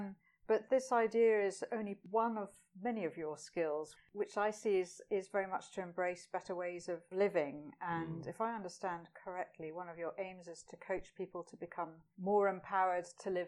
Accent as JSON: {"language": "English", "region": "Scotland", "country": "United Kingdom", "said": "That's an acquired taste in itself, isn't it? Being a Scot, I know all about that."}